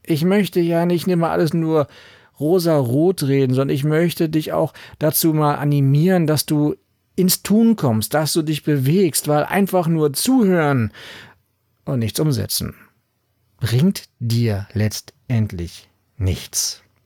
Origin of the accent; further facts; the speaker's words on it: Berlin, Germany; ich komme aus Berlin